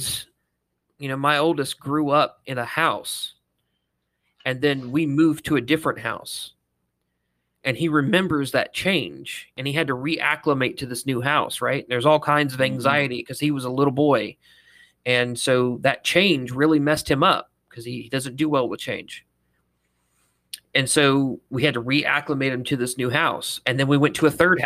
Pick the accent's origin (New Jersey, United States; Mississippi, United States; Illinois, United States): Mississippi, United States; born or raised there; moved away as an adult; also born or lived in North Carolina